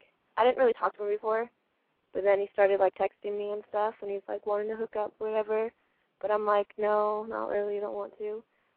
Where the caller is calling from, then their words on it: Washington, United States; I'm 17 and I'm from Washington.